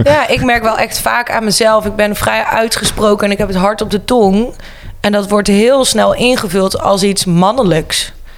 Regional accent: Breda, North Brabant, Netherlands; 29 jaar, geboren en getogen in Breda.

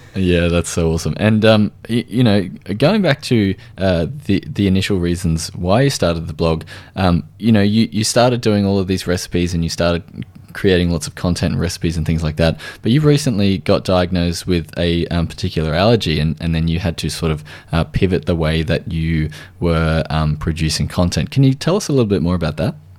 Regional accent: Australia

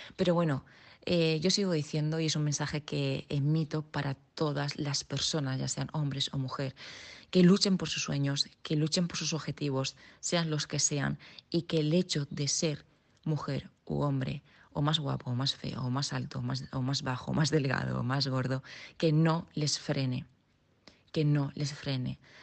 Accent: Region of Murcia, Spain; yo soy murciana

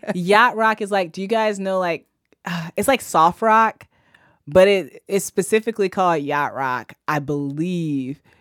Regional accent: Fort Wayne, Indiana, United States; I grew up in Fort Wayne, Indiana.

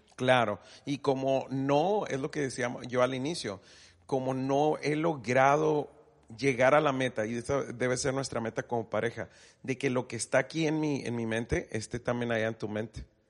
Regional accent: Mexico; aunque somos mexicanos los dos, hablamos español

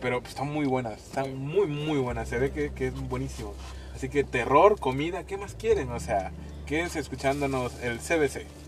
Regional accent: Mexico; somos mexicanos, por Dios, somos mexicanos

